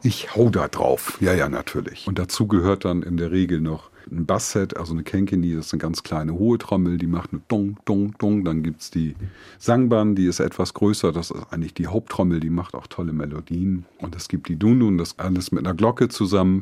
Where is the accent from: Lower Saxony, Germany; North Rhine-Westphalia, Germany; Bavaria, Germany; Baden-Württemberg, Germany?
Lower Saxony, Germany; Delmhorst; Ich komme gebürtig aus Delmhorst